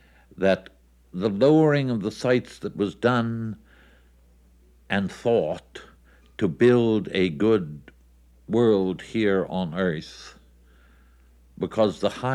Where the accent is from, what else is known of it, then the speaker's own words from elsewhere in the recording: Toronto, Ontario, Canada; My hometown was Toronto. I wanted to be close to my mother and people like this, so I returned to Ontario and saw what had become of Toronto.